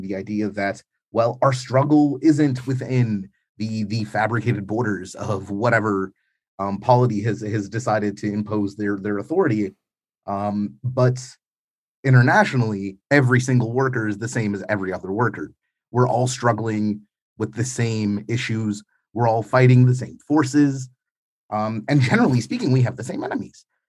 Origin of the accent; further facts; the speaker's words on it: New York, United States; now in Ukraine; growing up in New York in the nineties